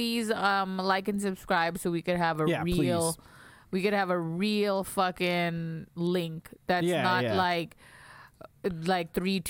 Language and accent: English; Las Vegas, Nevada, United States; we're both from Las Vegas